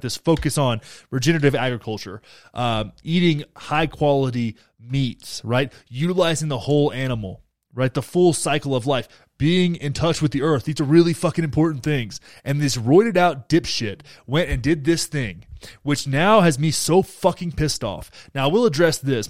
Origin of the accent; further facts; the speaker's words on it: Texas, United States; I'm from Texas